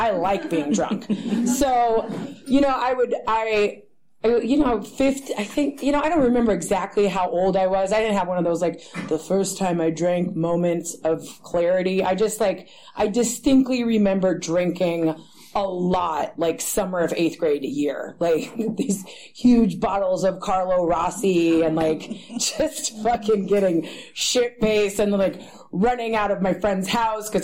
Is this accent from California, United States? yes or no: yes; Berkeley, California, United States; I grew up in this area. I grew up in Berkeley